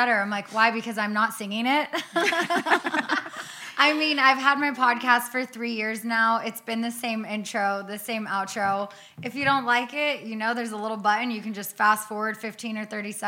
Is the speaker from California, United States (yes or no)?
yes; Azusa, California, United States; we're from Azusa.